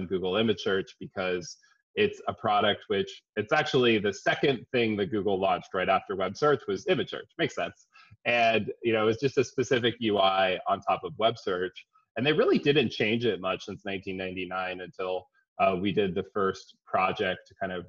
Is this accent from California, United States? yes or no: yes; San Diego, California, United States; also born or lived in Boston / San Francisco; I'm from California. I grew up in San Diego. I'm a Californian at heart